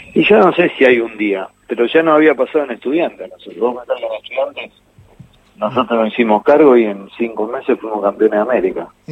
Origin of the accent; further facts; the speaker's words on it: Argentina; somos los argentinos